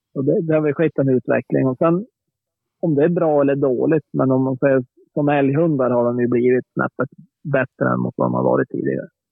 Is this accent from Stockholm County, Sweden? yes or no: no; Norrbotten County, Sweden; när jag växte upp uppe i Norrbotten